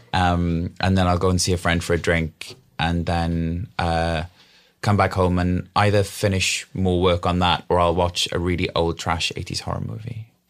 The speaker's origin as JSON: {"language": "English", "region": "Wales", "country": "United Kingdom", "tie": "born or raised there", "said": "we grew up in the middle of an old coal mining valley"}